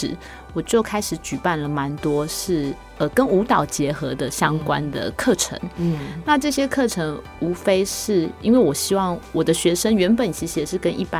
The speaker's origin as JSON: {"language": "Chinese", "region": "Yilan County", "country": "Taiwan", "also_born_or_lived": "Luodong / Taipei", "said": "因为我是宜兰人"}